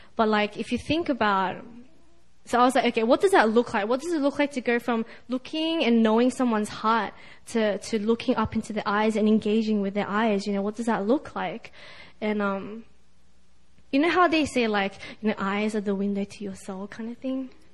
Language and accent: English; Sydney, New South Wales, Australia; I'm from Sydney, Australia.